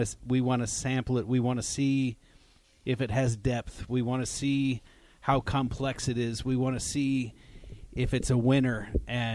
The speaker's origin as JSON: {"language": "English", "region": "Nebraska", "country": "United States", "tie": "born or raised there", "said": "growing up in Nebraska and being from Nebraska and being born in Nebraska. I've never left Nebraska"}